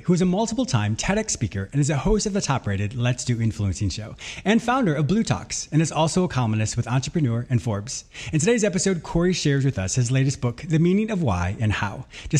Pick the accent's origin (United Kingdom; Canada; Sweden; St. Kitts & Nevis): Canada; Western Ontario; also born or lived in United States; I actually grew up in Western Ontario. My parents had a very rustic fishing resort. So half the year I was there and the other half I was in the US.